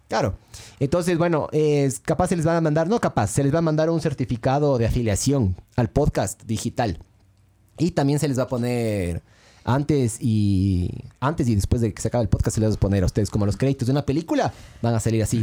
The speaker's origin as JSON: {"language": "Spanish", "country": "Ecuador", "said": "somos ecuatorianos"}